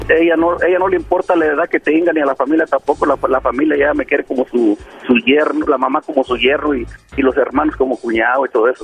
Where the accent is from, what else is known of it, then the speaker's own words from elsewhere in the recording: Mexico; Yo soy mexicano